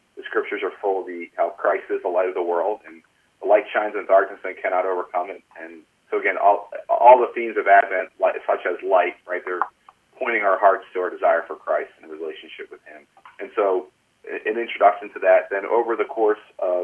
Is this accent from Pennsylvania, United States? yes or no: yes; Philadelphia, Pennsylvania, United States; moved away as an adult; now in Baltimore, United States; I'm from Philadelphia, so I call myself a Philly Catholic.